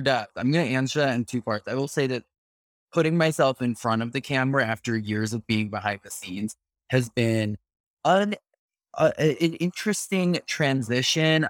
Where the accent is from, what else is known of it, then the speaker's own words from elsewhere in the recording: New York City, New York, United States; as a New Yorker